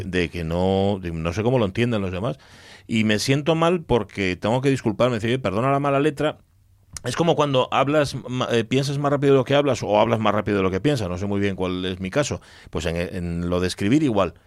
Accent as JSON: {"language": "Spanish", "town": "Gijón", "region": "Asturias", "country": "Spain", "said": "los que somos de Gijón"}